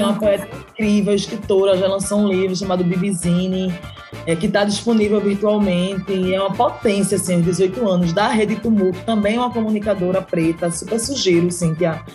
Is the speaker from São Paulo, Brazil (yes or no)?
no; Recife, Pernambuco, Brazil; eu morei a vida toda no Barro, na zona oeste do Recife, que é onde eu moro atualmente